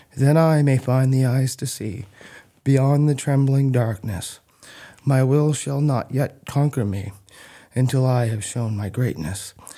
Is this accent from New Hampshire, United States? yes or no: no; Athens, Maine, United States; also born or lived in North Haven, Maine; I grew up in Athens, Maine